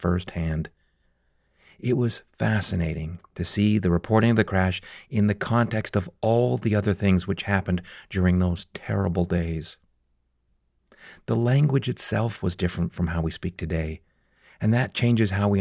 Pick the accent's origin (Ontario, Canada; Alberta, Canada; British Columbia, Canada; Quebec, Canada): Alberta, Canada; Calgary; my hometown of Calgary